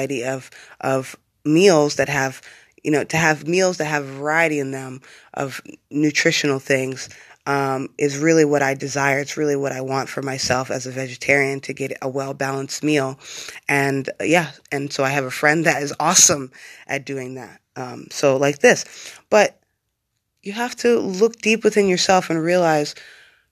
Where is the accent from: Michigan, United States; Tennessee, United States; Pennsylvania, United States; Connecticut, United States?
Pennsylvania, United States; Bloomsburg; moved away; also born or lived in Hawaii; I'm from Bloomsburg, Pennsylvania